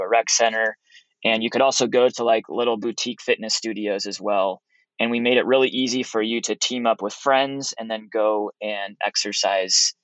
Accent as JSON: {"language": "English", "region": "Oregon coast", "country": "United States", "tie": "born or raised there", "also_born_or_lived": "Utah", "moved": "as an adult", "said": "I grew up on the Oregon coast, a little town of 10,000 people."}